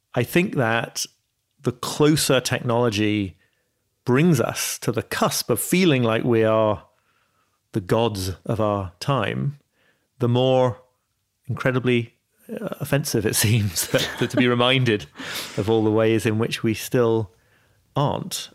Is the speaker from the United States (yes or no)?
no; York, Yorkshire and the Humber, United Kingdom; my hometown of York